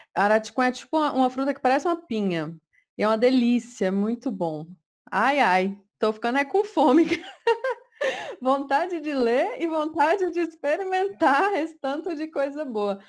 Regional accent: Cerrado, Brazil; eu sou do Cerrado. É, eu não cresci sabendo todas as, todos os frutos do cerrado

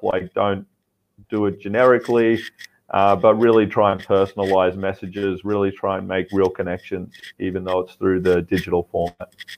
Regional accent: Australia; now in Vietnam; I'm an Australian founder uh, based in Vietnam.

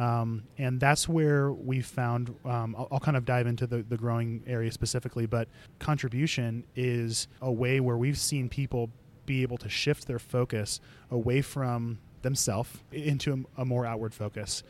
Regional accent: Chicago, Illinois, United States; I'm originally from Chicago. I grew up there with a large family.

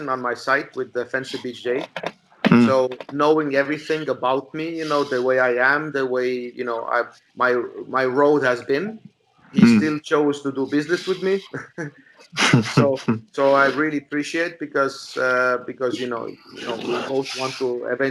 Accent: Estonia; I was a guy from Estonia

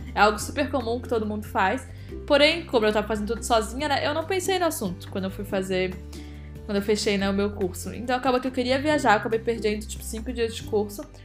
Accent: Brazil; moved away; a gente é brasileiro

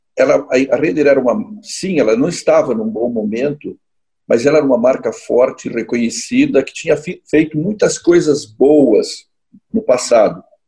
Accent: Caxias do Sul, Rio Grande do Sul, Brazil; also born or lived in São Paulo; eu sou aqui de Caxias do Sul

